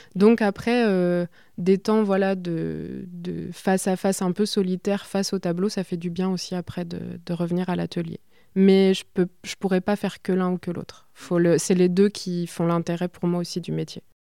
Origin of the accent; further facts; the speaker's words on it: Bourges, Centre-Val de Loire, France; quand on a grandi à Bourges